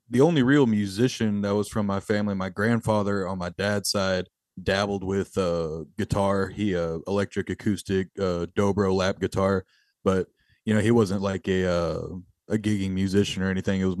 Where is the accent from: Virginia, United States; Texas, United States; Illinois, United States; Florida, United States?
Texas, United States; Sheridan; we're all from the area of Eagle Lake. I'm from a small town called Sheridan, you know, um very rural conservative area, but um you know, there's probably 500 people in my hometown